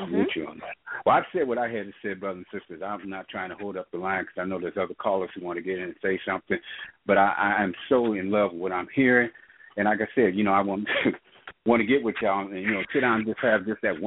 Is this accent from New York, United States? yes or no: no; Missouri, United States; moved away as an adult; now in California, United States; I didn't grow up in California, though I live here. I grew up in Missouri. But I've been out here for almost 32 years